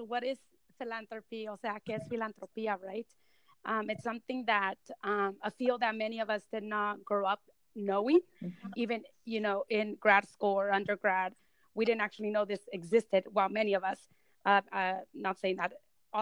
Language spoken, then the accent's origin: English; Selma, California, United States; English is a second language; I grew up in Selma, which is a rural city